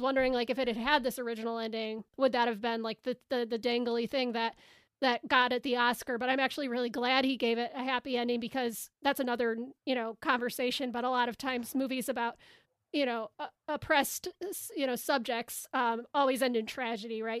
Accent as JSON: {"language": "English", "town": "Chicago", "region": "Illinois", "country": "United States", "said": "I'm from Chicago"}